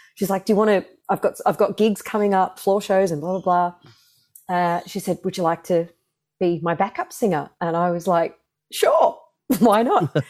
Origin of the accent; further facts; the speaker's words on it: Melbourne, Victoria, Australia; moved away as an adult; also born or lived in London, United Kingdom; I was born here in Melbourne